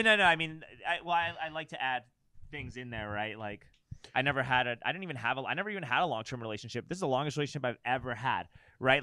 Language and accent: English; New York City, New York, United States; moved away as an adult; I grew up in New York City